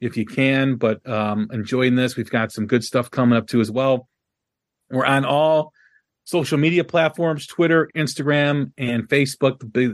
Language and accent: English; Chicago, Illinois, United States; my hometown, Chicago.